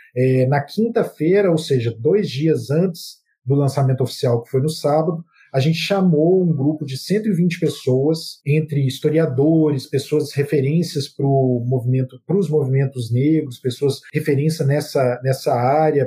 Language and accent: Portuguese; Belo Horizonte, Minas Gerais, Brazil; eu sou mineiro, sou de BH, de, de um bairro da periferia de BH que chama Maria Gorete